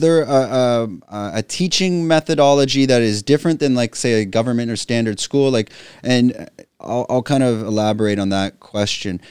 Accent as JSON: {"language": "English", "country": "Canada", "first_language": "English", "moved": "yes", "lives_now": "Phuket, Thailand", "said": "I'm a Canadian expat living in Phuket, Thailand"}